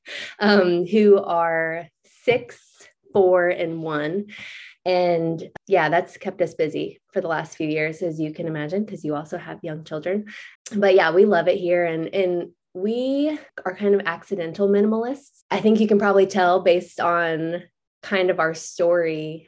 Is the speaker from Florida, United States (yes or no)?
yes; Florida, United States; moved away as an adult; now in Chattanooga, United States; we both grew up in Florida